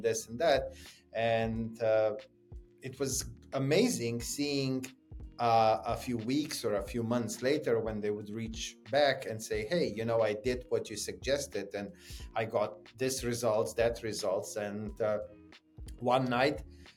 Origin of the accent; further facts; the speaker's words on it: Slovenia; I grew up in Slovenia